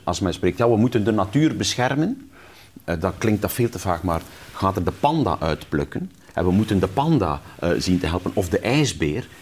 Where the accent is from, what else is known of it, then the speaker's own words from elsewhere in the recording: West Flanders, Belgium; moved away; also born or lived in Ghent; ik zat in Gent op school, ik kwam uit West-Vlaanderen